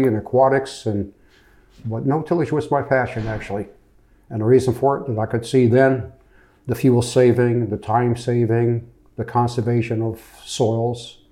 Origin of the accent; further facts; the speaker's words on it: Rhode Island, United States; moved away; also born or lived in New Jersey; I grew up in Rhode Island